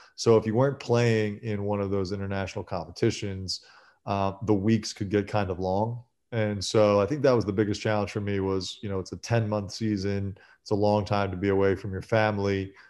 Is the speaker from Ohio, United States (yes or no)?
no; Philadelphia, Pennsylvania, United States; growing up in Philly and having gone to Kobe's high school games